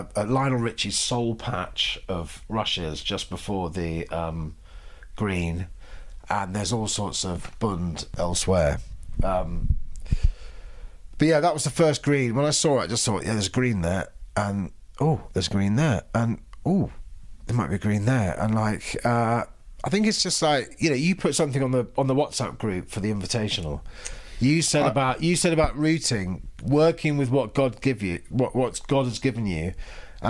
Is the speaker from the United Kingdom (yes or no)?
yes; London, United Kingdom; moved away as an adult; we moved here last July from London, London born and bred